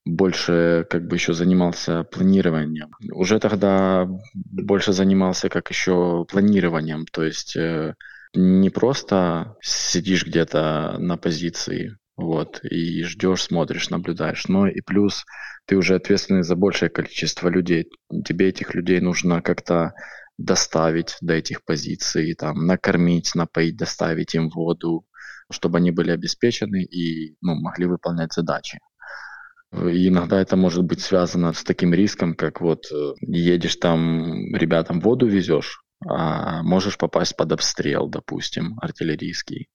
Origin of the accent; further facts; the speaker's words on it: Chernihiv, Chernihiv Oblast, Ukraine; я сам из Чернигова, самый северный город Украины